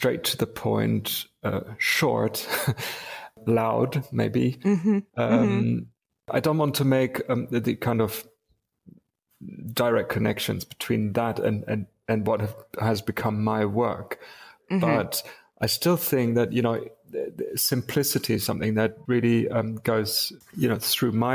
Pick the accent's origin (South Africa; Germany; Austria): Germany; Wuppertal, North Rhine-Westphalia; born or raised there; moved away as an adult; also born or lived in Munich / England